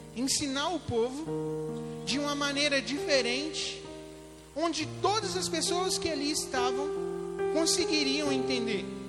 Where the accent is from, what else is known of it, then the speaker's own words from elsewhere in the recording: Espera Feliz, Minas Gerais, Brazil; Eu sou aqui de Espera Feliz mesmo, sou filho da Eusi, do Nenê